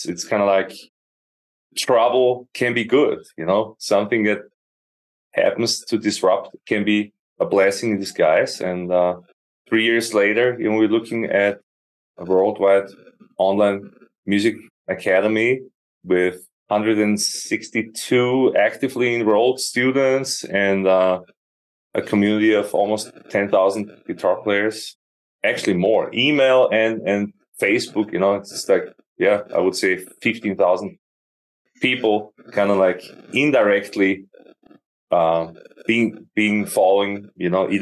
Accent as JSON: {"language": "English", "country": "Austria", "tie": "born or raised there", "also_born_or_lived": "Austin, Texas", "moved": "as an adult", "lives_now": "Ankara, Turkey", "said": "I'm born in Austria, born and raised, and became a full-time musician in my early 20s"}